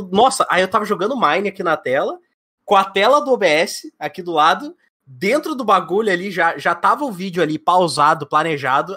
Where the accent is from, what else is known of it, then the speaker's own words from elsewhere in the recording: Curitiba, Paraná, Brazil; now in Rio Grande do Sul, Brazil; Eu sou nascido de Curitiba e moro no Rio Grande do Sul.